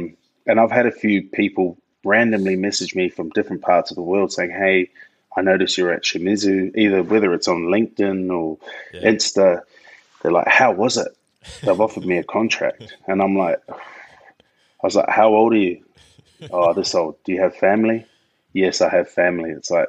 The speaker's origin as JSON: {"language": "English", "country": "New Zealand", "lives_now": "Australia", "said": "Being a Kiwi, I was like, yeah, bro, I know how to play rugby, of course."}